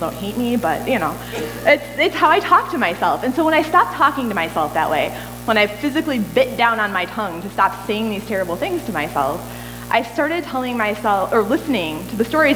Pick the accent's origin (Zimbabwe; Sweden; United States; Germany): United States; I'm American